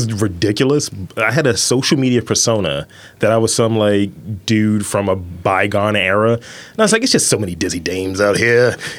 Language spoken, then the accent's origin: English; Baltimore, Maryland, United States; we're all from Baltimore.